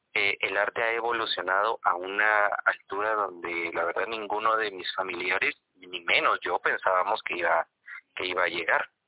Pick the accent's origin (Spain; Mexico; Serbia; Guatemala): Guatemala; nos define como guatemaltecos